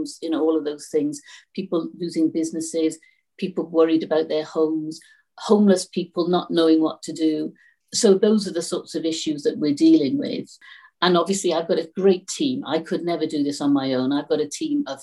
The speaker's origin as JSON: {"language": "English", "town": "Newport", "region": "Wales", "country": "United Kingdom", "tie": "born or raised there", "said": "I'm really glad that I'm from Newport West, because I know the areas"}